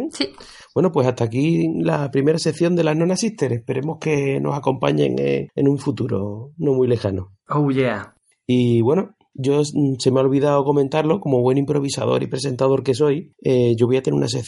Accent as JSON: {"language": "Spanish", "region": "Andalusia", "country": "Spain", "said": "Como buen andaluz"}